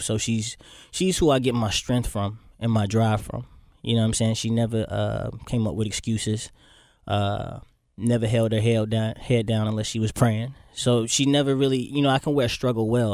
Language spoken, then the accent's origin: English; Florida, United States; moved away as an adult; also born or lived in Boynton Beach, Florida / Miami, Florida / Fort Lauderdale, Florida / Orlando, Florida; I was born in Boynton Beach, Florida, actually. Small city in Florida, but I lived all over Florida.